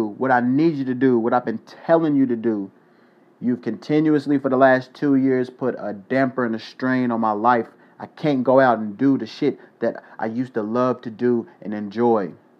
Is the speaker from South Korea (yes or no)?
yes; South Korea; moved away; One thing that a lot of people don't know about me is, as a kid, I grew up in Korea.